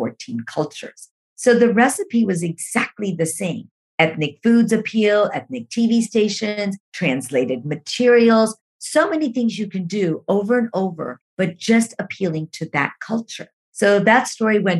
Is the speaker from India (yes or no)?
yes; India; I'm an Indian woman, working for a company that's started by Mormons